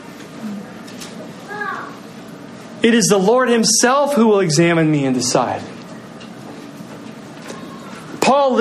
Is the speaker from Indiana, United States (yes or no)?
yes; Muncie, Indiana, United States; I grew up in Muncie, Indiana, where Bob Ross held his studio